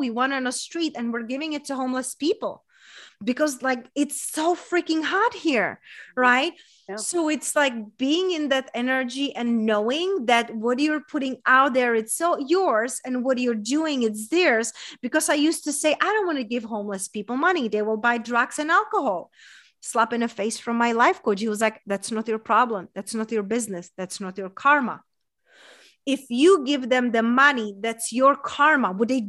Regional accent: Czechia; English is a second language; now in United States; so I moved here 11 years ago, and I'm coming from a small town in Czech Republic, hence that's my accent from. But growing up in a small town in Czech Republic, there was a lot of comparing.

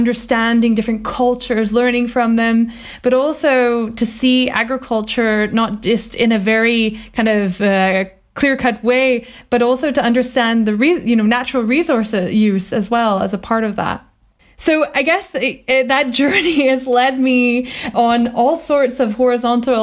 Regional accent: Vancouver Island, British Columbia, Canada; I grew up on Vancouver Island in a very rural environment in the countryside.

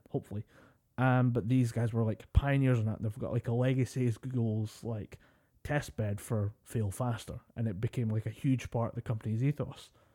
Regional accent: Scotland, United Kingdom; we're Scottish

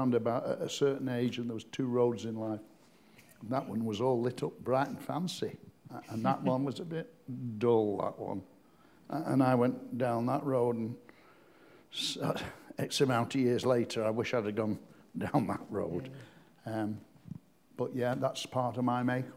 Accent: Blackpool, North West England, United Kingdom; I'm born and bred in Blackpool, brought up on Mearside, a loving family

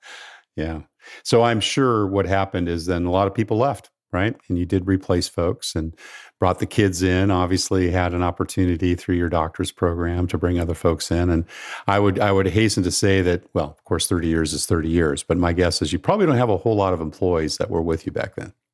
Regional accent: California, United States; My home state of California

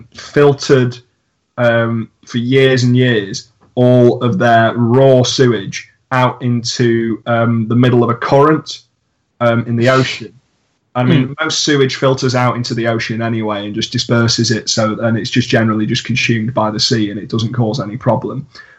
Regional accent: Macclesfield, North West England, United Kingdom; if people say to me, "Where are you from?" and I say Macclesfield, it's usually followed with, "I've never heard of that place," or something of that ilk. And yeah. I've then got to describe, oh, it's sort of close to Manchester. It's just a little bit south.

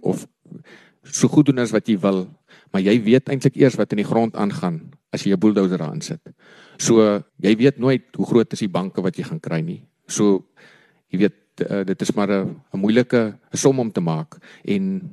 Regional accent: Kanoneiland, Northern Cape, South Africa; also born or lived in Stellenbosch / Upington; My oupa het in 1937 die eerste grond in Kanon Eiland gekoop ehm um, my pa daar groot geraak, ek het daar groot geraak

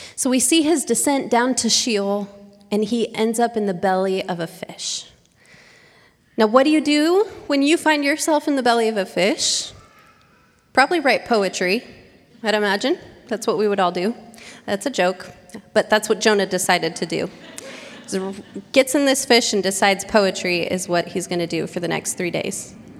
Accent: Oregon, United States; moved away as an adult; now in San Diego, United States; I had stayed in my hometown

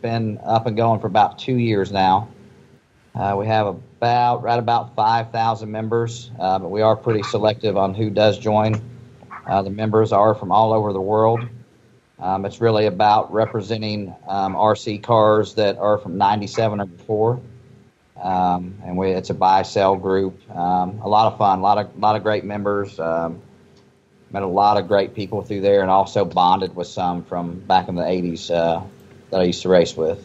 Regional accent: Nashville, Tennessee, United States; I'm from Nashville, Tennessee

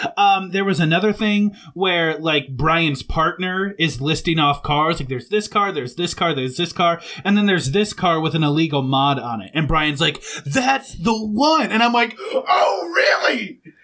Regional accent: Southwest Michigan, United States; moved away as an adult; we grew up in Southwest Michigan, and now both of us live south of the Mason-Dixon line

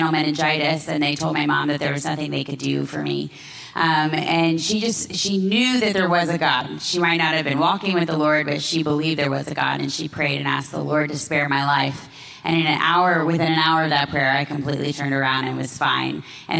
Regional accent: Florida, United States; moved away as an adult; now in Jerusalem, Israel; I grew up in Florida.

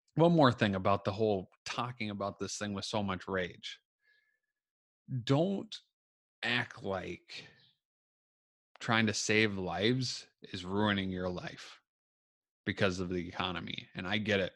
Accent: Minnesota, United States; I'm from Minnesota

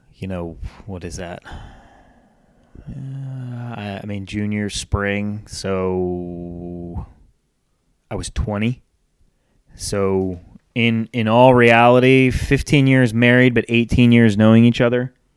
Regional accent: North Kingstown, Rhode Island, United States; moved away; also born or lived in Charlotte, North Carolina; I was born and raised in Rhode Island, moved to Charlotte in nineteen ninety-nine

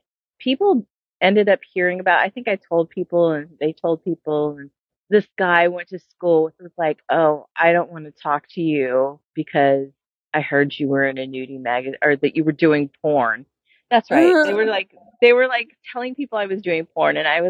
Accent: Las Vegas, Nevada, United States; also born or lived in Seattle; now in Los Angeles, United States; I was born and raised in Vegas and I moved to Seattle in 1996 and moved back to Las Vegas in 2005 and moved to here to LA in 2007.

